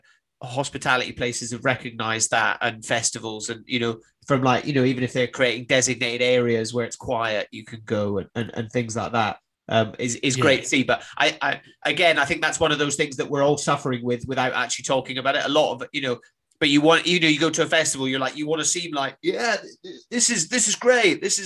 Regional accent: Highlands of Scotland, United Kingdom; moved away; also born or lived in Greece; growing up in the Highlands of Scotland and spending years living on, you know, islands in Greece

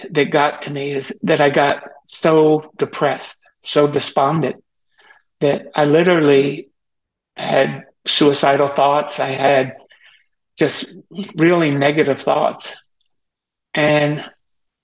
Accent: Teaneck, New Jersey, United States; I was born in Teaneck, New Jersey on August 26, 1947

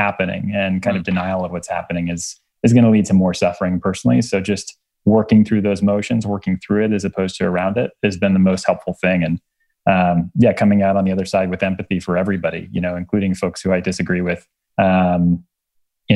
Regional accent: Miami, Florida, United States; I was born in Miami, Florida

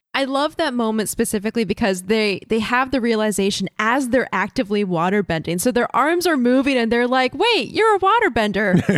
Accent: Florida, United States; Having grown up in Florida

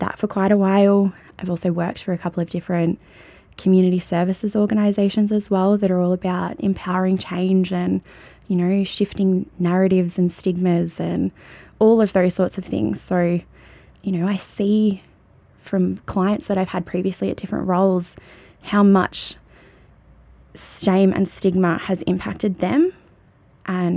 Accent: Shepparton, Victoria, Australia; I've never known anything other than Shepparton

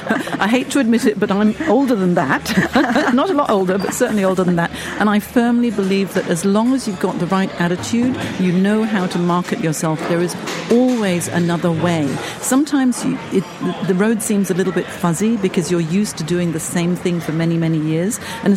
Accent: Hong Kong; I'm actually from Hong Kong. I've had 5 country moves.

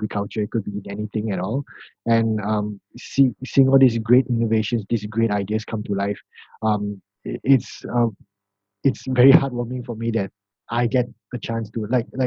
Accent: Malaysia; I'm actually from Malaysia

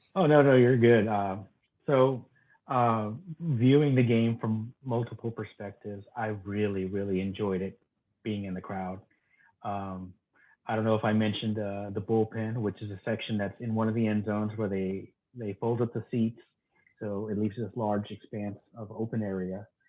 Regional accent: Texas, United States; I'm from Texas

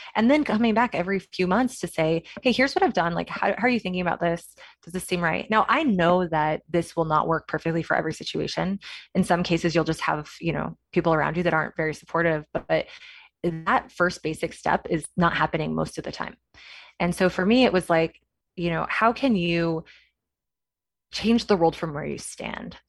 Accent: Kansas, United States; moved away as an adult; now in San Francisco, United States; I am from Kansas, went to Kansas State University, so I'm a Wildcat through and through

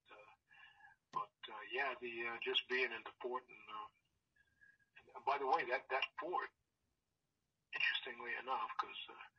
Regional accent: New York, United States; moved away as an adult; also born or lived in South Florida; now in Los Angeles, United States; growing up in New York

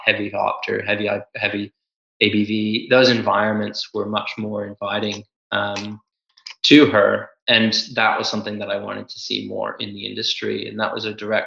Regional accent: United States; moved away; I come from the States

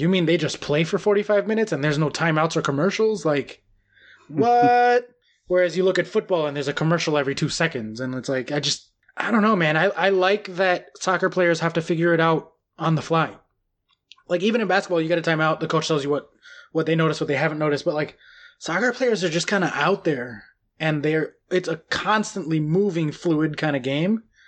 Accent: United States; moved away; also born or lived in New York; as an American

